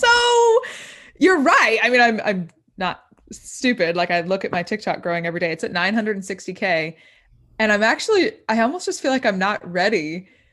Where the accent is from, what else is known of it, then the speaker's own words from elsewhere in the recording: Indiana, United States; moved away as an adult; now in Nashville, United States; I'm from Indiana, but I moved to Nashville, um, about a year and a half ago